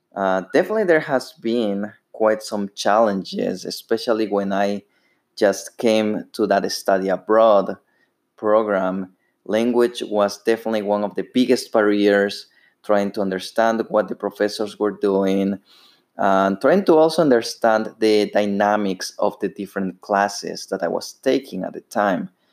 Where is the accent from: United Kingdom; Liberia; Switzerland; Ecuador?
Ecuador; English is a second language; moved away as an adult; now in United States; As you may hear, I have a, an accent. Uh, I'm actually from Ecuador. I lived over there for 21 years